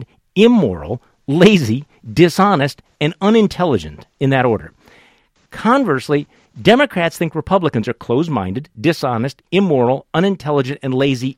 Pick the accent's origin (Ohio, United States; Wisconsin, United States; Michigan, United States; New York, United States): Wisconsin, United States; my home state of Wisconsin